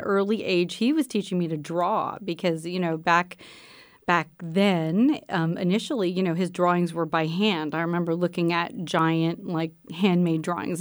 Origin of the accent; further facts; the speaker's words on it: Pennsylvania, United States; moved away; also born or lived in Texas; I grew up in Pennsylvania and I was in a rural area in Pennsylvania